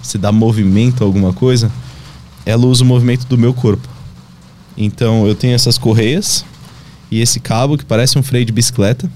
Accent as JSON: {"language": "Portuguese", "country": "Brazil", "tie": "born or raised there", "moved": "as an adult", "said": "eu poder voltar para o meu país, até mesmo para a região assim onde eu cresci"}